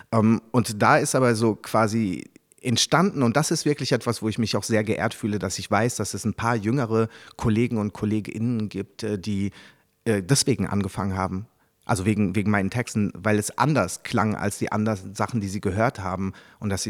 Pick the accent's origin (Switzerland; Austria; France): France; Paris, Île-de-France; born there; mein Vater war Japaner, aber ich bin ja in Paris geboren, deswegen eigentlich drei Kulturen